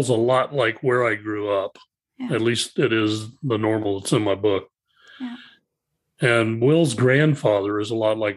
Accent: Ohio, United States; Uh, I'm originally from Ohio

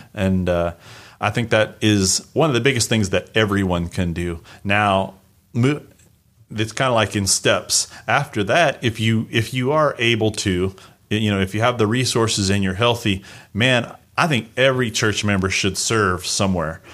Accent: United States; moved away as an adult; I'm Native American.

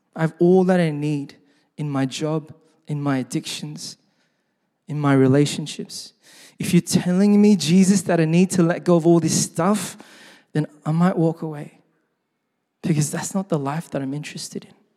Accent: Sydney, New South Wales, Australia; growing up in Sydney, uh, my parents were first generation Korean immigrants

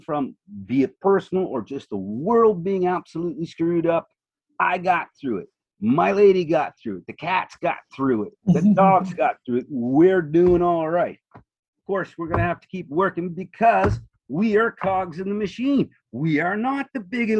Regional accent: Nova Scotia, Canada; Growing up in Nova Scotia on the shore

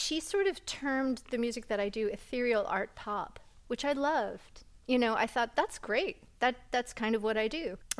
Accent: New England, United States; also born or lived in Hudson Valley; growing up in New England

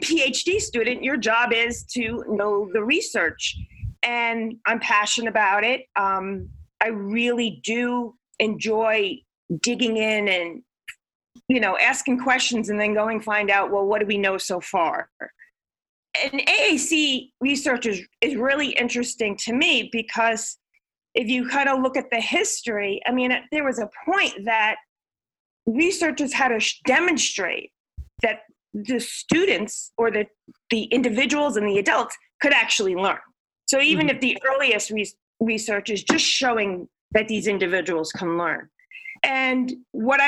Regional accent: New York City, New York, United States; moved away as an adult; also born or lived in Long Island; now in North Carolina, United States; I'm originally from New York City

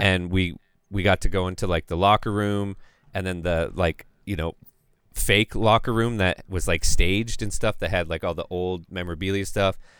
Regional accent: Calgary, Alberta, Canada; I'm from Calgary

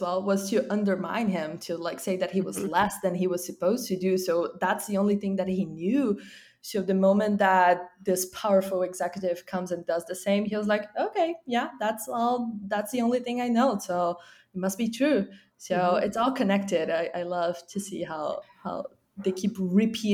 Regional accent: Brazil; now in California, United States; I'm originally from Brazil, but I live in California now

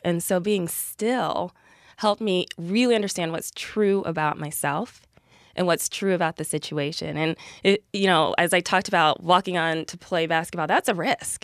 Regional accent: Columbus, Ohio, United States; I am from Columbus, Ohio, and went to Notre Dame

